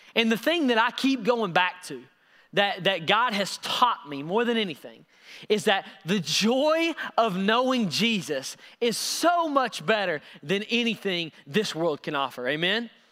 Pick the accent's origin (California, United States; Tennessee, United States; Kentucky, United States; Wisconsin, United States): Tennessee, United States; Knoxville; I'm from Knox